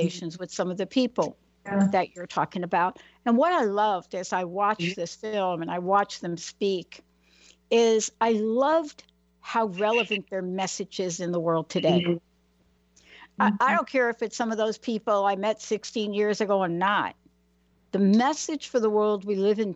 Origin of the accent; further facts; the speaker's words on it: New York City, New York, United States; moved away; I'm from New York. I'm from the Bronx